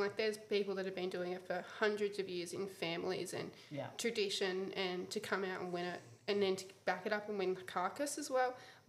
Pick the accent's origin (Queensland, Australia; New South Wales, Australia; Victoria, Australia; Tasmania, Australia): Victoria, Australia; Chiltern; Grew up with my mum and dad in Chilton, Victoria.